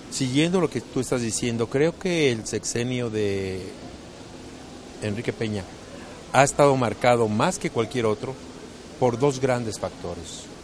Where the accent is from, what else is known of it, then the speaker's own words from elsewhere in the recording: Mexico; Yo como ciudadano mexicano que pago mis impuestos